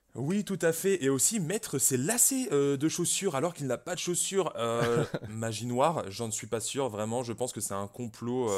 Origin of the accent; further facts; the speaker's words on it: Brittany, France; je suis breton moi-même